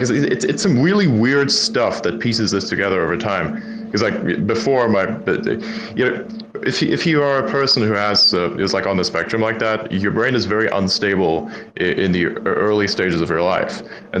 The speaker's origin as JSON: {"language": "English", "country": "Germany", "accent": "mix of German, British and American", "second_language": "English", "said": "I'm actually a German, and I learned English through the BBC World Service, and then I learned the remainder of it through social interactions with people in America."}